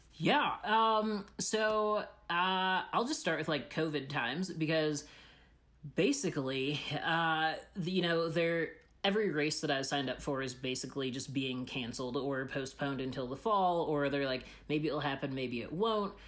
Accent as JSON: {"language": "English", "region": "Illinois", "country": "United States", "also_born_or_lived": "Boulder, Colorado", "moved": "as an adult", "said": "I'm from Illinois"}